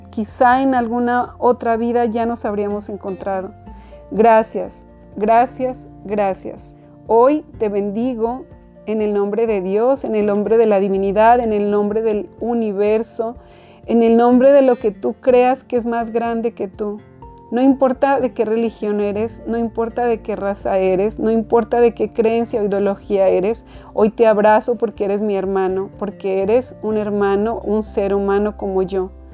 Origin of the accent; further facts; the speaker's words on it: Mexico; now in United States; yo nací en México